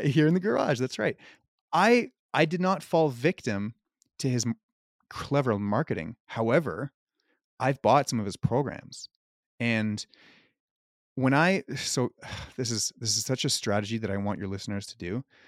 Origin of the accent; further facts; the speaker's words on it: Canada; also born or lived in Cayman Islands; I'm from Canada